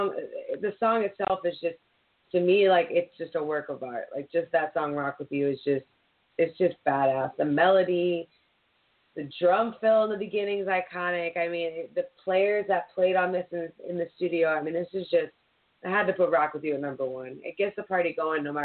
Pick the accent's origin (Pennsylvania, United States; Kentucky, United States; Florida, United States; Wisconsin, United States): Pennsylvania, United States; Philadelphia; growing up, you know, in Philly